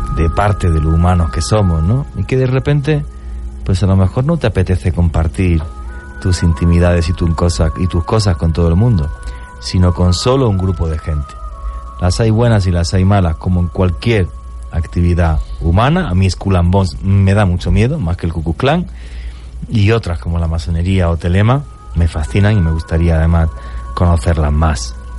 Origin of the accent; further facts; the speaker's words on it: Spain; moved away; España, en mi país